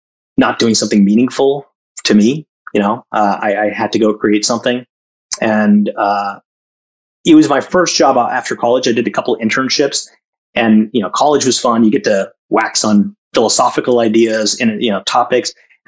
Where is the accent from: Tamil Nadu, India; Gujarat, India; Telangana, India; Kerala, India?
Tamil Nadu, India; Chennai; also born or lived in Jamshedpur / Calcutta; now in United States; So my family is South Indian, but I was born in the North in Jamshedpur, lived in Calcutta for a couple of years.